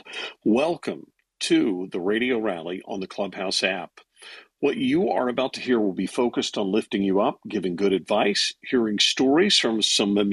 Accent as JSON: {"language": "English", "region": "Louisiana", "country": "United States", "said": "I'm from Louisiana"}